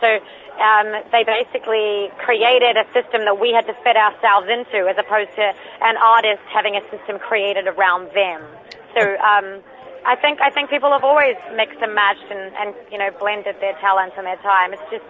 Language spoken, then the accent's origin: English; Christchurch, Canterbury, New Zealand; I'm from Christchurch, it's in the South Island.